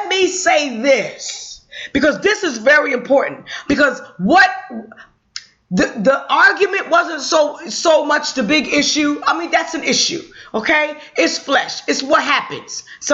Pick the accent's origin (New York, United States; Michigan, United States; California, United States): New York, United States; I'm a New Yorker.